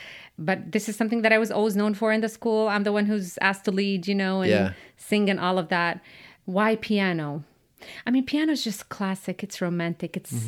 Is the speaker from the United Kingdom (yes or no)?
no; Amman, Amman Governorate, Jordan; English is a second language; I grew up in Jordan